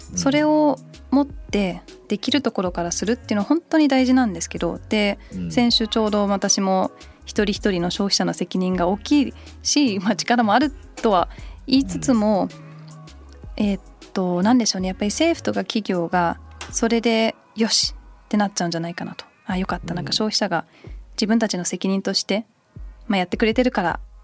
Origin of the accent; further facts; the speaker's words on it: United Kingdom; 小1ぐらいの時にイギリスに移って